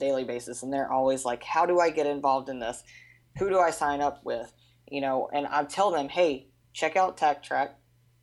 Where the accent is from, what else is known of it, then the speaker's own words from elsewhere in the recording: Anacoco, Louisiana, United States; also born or lived in Alexandria, Louisiana / Yucca Valley, California; We lived in Anacoco pretty much my whole life